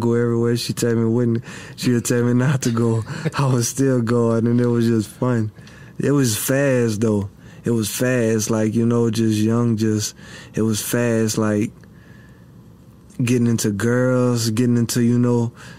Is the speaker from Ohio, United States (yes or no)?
no; Abbeville, Louisiana, United States; I was born in Abbeville, Louisiana, at Women's and Children's.